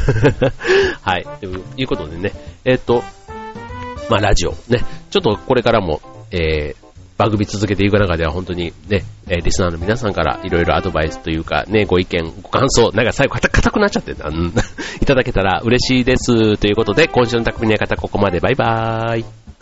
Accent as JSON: {"language": "Japanese", "town": "Yao", "region": "Osaka", "country": "Japan", "tie": "born or raised there", "said": "僕の出身のね、大阪の八尾市というところ"}